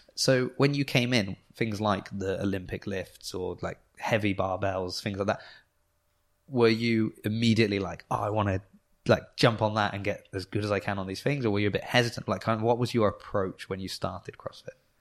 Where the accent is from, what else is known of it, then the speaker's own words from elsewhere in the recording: New Forest, South East England, United Kingdom; I'm from the New Forest